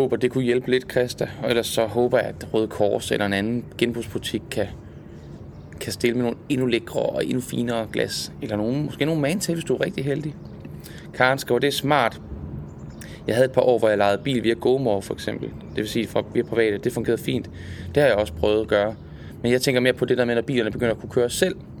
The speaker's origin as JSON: {"language": "Danish", "region": "Jutland", "country": "Denmark", "moved": "yes", "lives_now": "Zealand, Denmark", "said": "Hjemme i Jylland."}